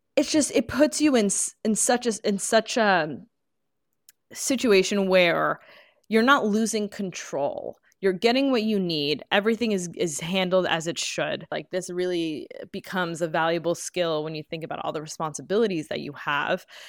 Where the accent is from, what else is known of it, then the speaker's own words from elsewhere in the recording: New York, United States; growing up in New York